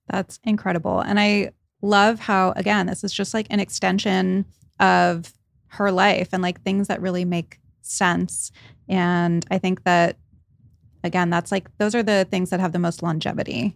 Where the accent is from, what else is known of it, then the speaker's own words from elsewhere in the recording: Rhode Island, United States; I grew up in Rhode Island